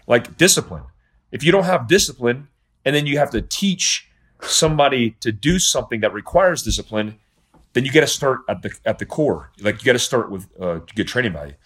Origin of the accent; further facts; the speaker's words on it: United States; I'm an American.